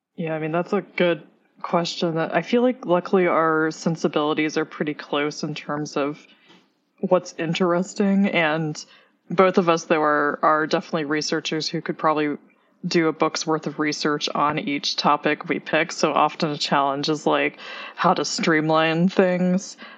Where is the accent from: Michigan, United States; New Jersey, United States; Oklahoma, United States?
Oklahoma, United States; now in New York City, United States; I grew up in Oklahoma